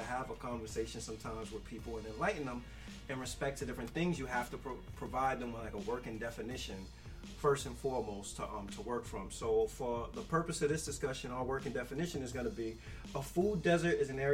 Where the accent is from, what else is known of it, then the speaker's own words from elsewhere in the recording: New York City, New York, United States; growing up in the Bronx, we may have had a bodega in every corner